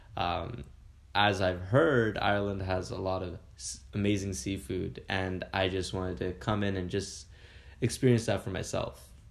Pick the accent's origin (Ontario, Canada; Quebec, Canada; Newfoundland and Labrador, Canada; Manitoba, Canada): Ontario, Canada; Kingston; I'm actually Canadian born and raised from a t- small town called Kingston, Ontario